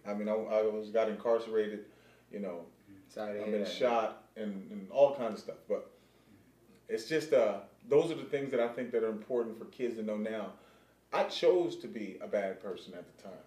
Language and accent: English; California, United States; growing up in cali